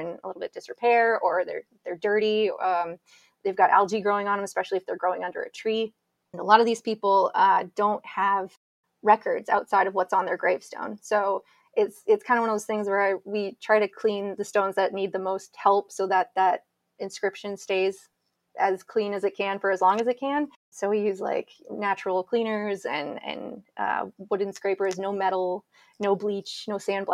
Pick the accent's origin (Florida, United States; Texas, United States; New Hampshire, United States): New Hampshire, United States; New Boston; I'm from New Boston, New Hampshire, and our cemetery has a stone